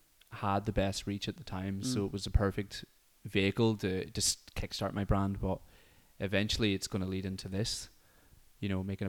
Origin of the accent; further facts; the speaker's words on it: Derry, Northern Ireland, United Kingdom; because I grew up in Derry.